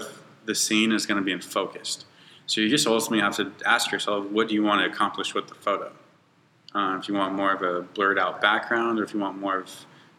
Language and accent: English; Bakersfield, California, United States; I was born and raised in Bakersfield